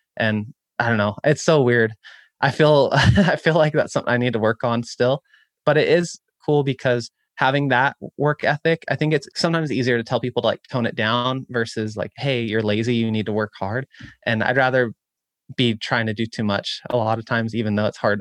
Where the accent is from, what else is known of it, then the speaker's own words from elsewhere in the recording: Chico, California, United States; my hometown of Chico, California